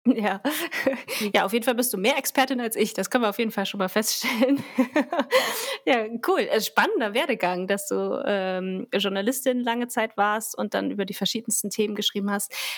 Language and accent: German; Germany; bei uns in Deutschland